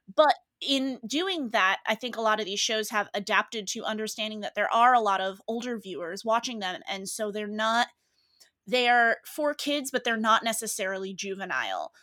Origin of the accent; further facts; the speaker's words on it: New England, United States; moved away; I'm from New England.